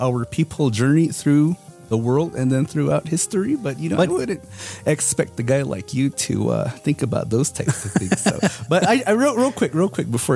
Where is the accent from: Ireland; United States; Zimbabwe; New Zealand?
United States; Moenkopi, Arizona; growing up in Munkapi, we're completely surrounded by Navajos